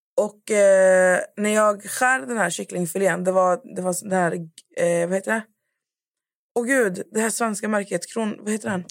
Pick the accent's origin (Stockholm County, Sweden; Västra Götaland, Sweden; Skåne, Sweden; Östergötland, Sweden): Västra Götaland, Sweden; Skövde; vi är från Skövde igen, vi är förslatta, det är mycket bönder.